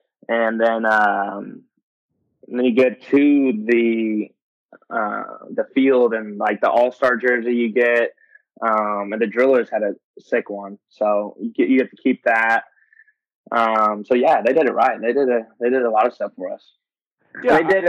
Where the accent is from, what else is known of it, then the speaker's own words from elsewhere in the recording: Tulsa, Oklahoma, United States; No, hometown, man. It was the hometown. I grew up in Tulsa, Oklahoma.